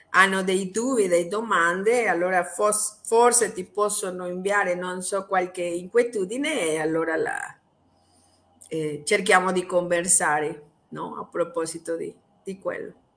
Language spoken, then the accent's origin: Italian; Mexico; Italian is a second language; sono messicana